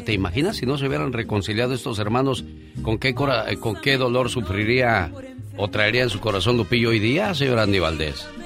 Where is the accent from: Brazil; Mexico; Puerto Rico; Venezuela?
Mexico; Mexico City; moved away; en Ejidos de Huipulco, Ciudad de México, a las 11 de la noche nos juntábamos en la calle